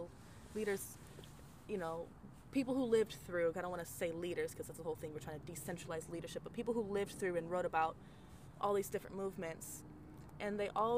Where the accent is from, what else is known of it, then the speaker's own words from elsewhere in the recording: Arizona, United States; growing up in Arizona and like really getting deep